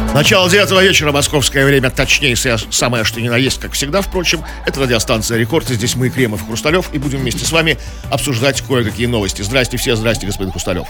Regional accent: Saint Petersburg, Russia; мы, коренные петербуржцы

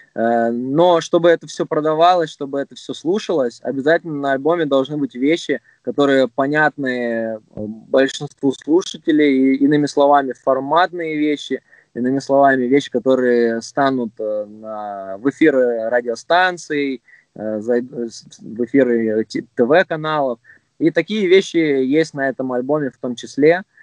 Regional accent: Krasnodar, Krasnodar Krai, Russia; я родом с Краснодара

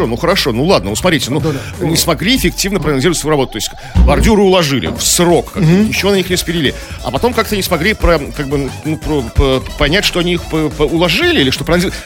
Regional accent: Saint Petersburg, Russia; Наши поребрики питерские

